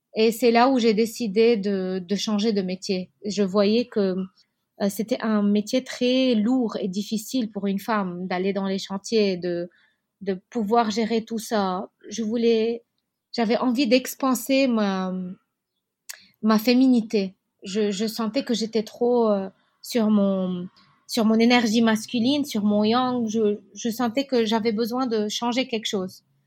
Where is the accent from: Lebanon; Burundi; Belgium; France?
Lebanon; Beirut, Beirut Governorate; Je suis née à Beyrouth, en particulier à Achrafieh, c'est un quartier très beau de Beyrouth.